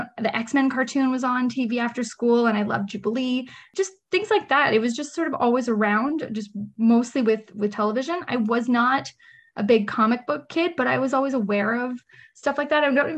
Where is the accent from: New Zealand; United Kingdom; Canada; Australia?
Canada; Ottawa, Ontario; Yep. I'm definitely an Ottawa city girl. I've just lived, well, mostly Nepean actually would be the technical part of the city of where I live or lived. Yeah. Just suburban kid. I've lived my whole life in Nepean